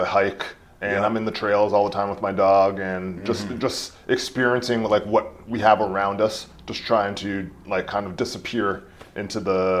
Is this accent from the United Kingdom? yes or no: no; Hamilton, Ontario, Canada; I think my life went in different phases. So growing up in Hamilton, it was all East Coast for me.